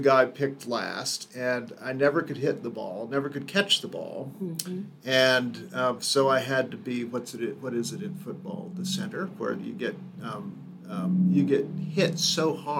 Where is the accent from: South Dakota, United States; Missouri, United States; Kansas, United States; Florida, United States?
Kansas, United States; Overland Park; I grew up in Kansas. I grew up in Overland Park